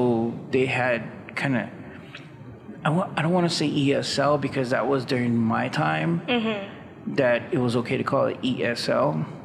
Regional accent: San Antonio, Texas, United States; also born or lived in Mexico; I grew up in the South Side. Well, I'm sorry, not South Side, but the West Side of San Antonio.

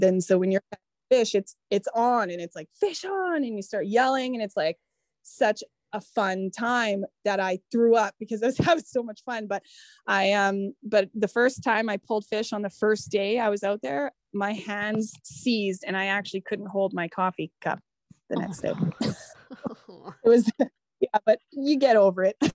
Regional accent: Manitoba, Canada; moved away; I'm coming from Manitoba

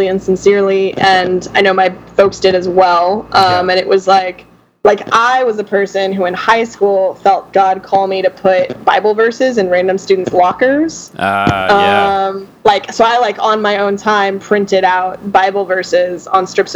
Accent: Central Texas, United States; moved away as an adult; also born or lived in outside of Austin, Texas / north of Dallas, Texas; now in New Orleans, United States; I grew up in Central Texas, went to school north of Dallas, and relocated right after graduation

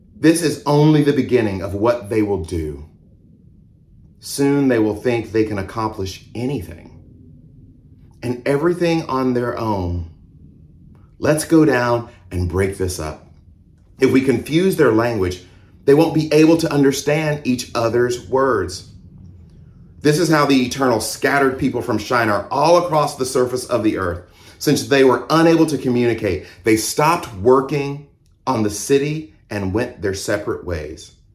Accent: Mississippi, United States; also born or lived in Georgia; now in Houston, United States; I was born in Mississippi. I was raised in the South in Mississippi and Georgia.

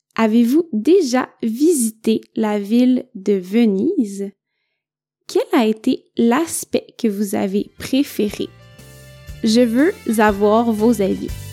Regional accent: Quebec, Canada; also born or lived in northern Italy; now in Italy; je viens du Québec

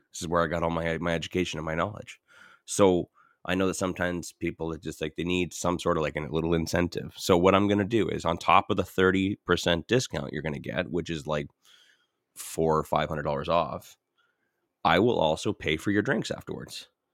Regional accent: St. Catharines, Ontario, Canada; moved away; also born or lived in Welland; I grew up in Saint Catharines and, and Welland

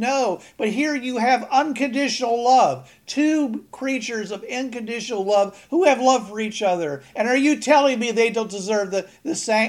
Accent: Pittsburgh, Pennsylvania, United States; now in Georgia, United States; I'm from Pittsburgh

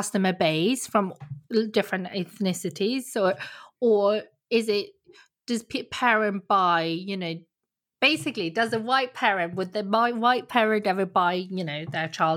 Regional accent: Sweden; moved away; also born or lived in South Korea; I'm adopted from Korea, so I grew up in Sweden

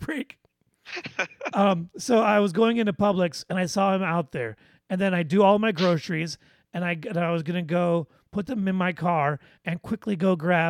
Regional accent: South Detroit, Michigan, United States; accent: Midwest; moved away; growing up in South Detroit, as I like to call it, was a great time because there were apple orchards all over the place

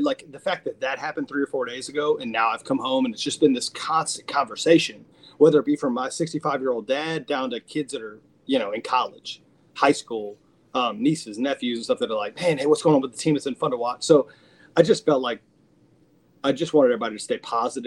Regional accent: Lake Charles, Louisiana, United States; moved away; I've been back home. I'm from Lake Charles. I've been back home.

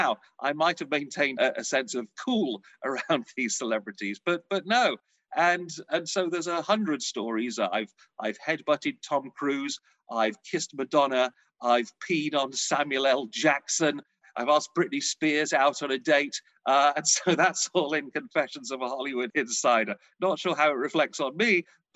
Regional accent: Blackpool, North West England, United Kingdom; now in Los Angeles, United States; I grew up in Blackpool, which many of your viewers and listeners may know is, to my mind, the Las Vegas of Britain

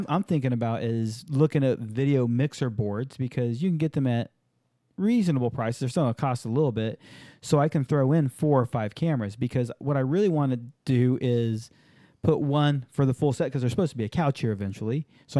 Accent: San Diego, California, United States; also born or lived in Hawaii; I grew up in Hawaii and San Diego.

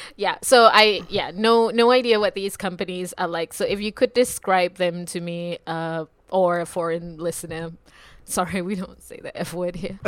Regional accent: Singapore; I'm from Singapore

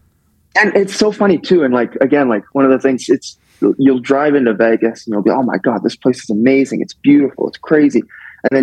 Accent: Canada; I'm from Canada

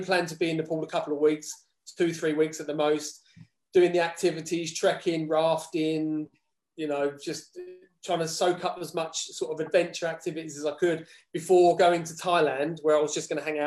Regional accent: Dagenham, London, United Kingdom; moved away as an adult; now in Algodonales, Spain; I grew up in Dagenham.

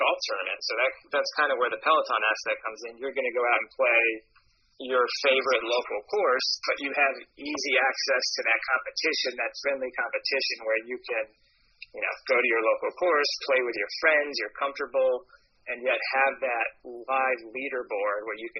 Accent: Florida, United States; moved away as an adult; also born or lived in Washington, D.C.; So I'm originally from Florida, but me and my two college roommates, we moved up to D.C.

